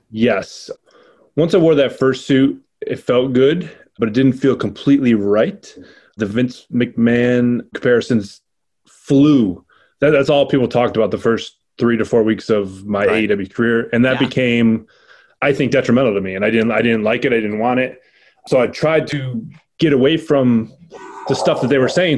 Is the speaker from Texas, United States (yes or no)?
no; Rochester, New York, United States; to be in my hometown